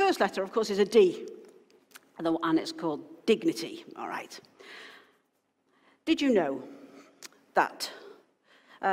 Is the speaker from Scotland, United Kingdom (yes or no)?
no; Wales, United Kingdom; now in Wakefield, United Kingdom; because I'm originally from Wales and I'm Welsh heritage